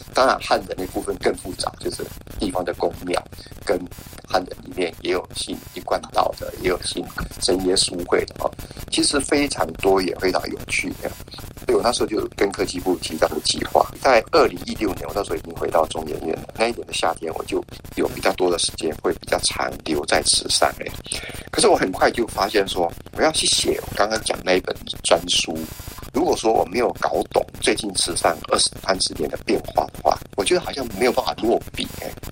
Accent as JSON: {"language": "Chinese", "town": "Yuli", "region": "Hualien County", "country": "Taiwan", "tie": "born or raised there", "said": "我是出生在花莲玉林的三年一个小村落"}